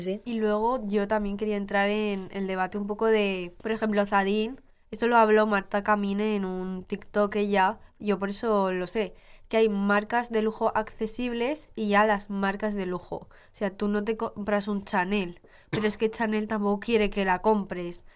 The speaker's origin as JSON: {"language": "Spanish", "town": "Utebo", "region": "Aragon", "country": "Spain", "said": "de mi barrio, de Utebo, de mi pueblo"}